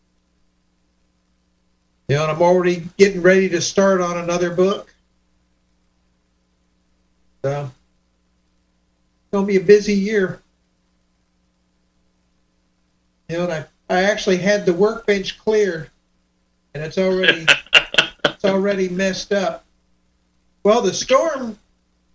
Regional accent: Miami, Florida, United States; moved away; I grew up in Miami

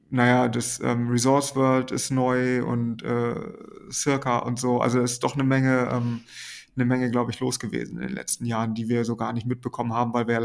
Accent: Schleswig-Holstein, Germany; Ich komme ja eigentlich aus der Nähe von Kiel und Kiel war immer so die, die große Stadt in der Nähe.

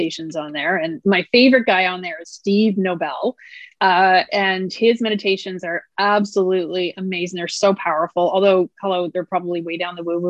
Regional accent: Nova Scotia, Canada; I come from Nova Scotia where we have some pretty gorgeous coastline

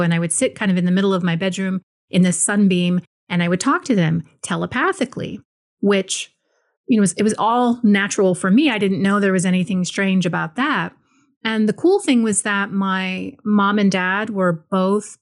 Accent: Maui, Hawaii, United States; I was born and raised in Hawaii, just like my father. He was born and raised in Hawaii. And specifically, I was born in Maui

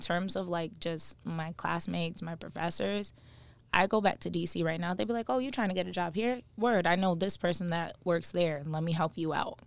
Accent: Stamford, Connecticut, United States; We are both from Stanford, um, born and raised

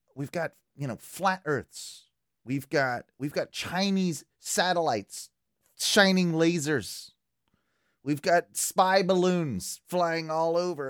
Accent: United Kingdom; being British

